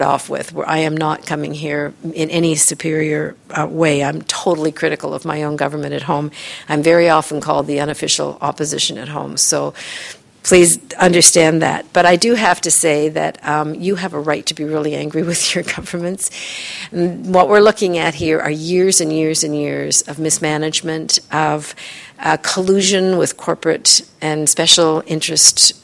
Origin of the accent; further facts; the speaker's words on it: Canada; I'm Canadian, but I do a lot of work in the U.S.